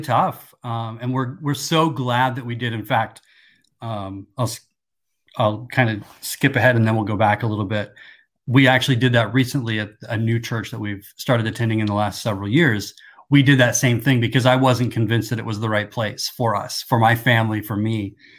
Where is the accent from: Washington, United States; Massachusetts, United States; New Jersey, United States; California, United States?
Washington, United States; Seattle; also born or lived in Kansas; At nine years old, we moved out to the Seattle area